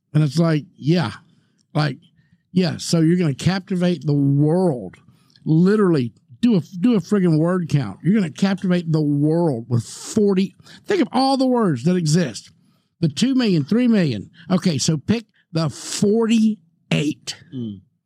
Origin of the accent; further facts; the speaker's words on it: Mississippi, United States; moved away; here I am from Mississippi.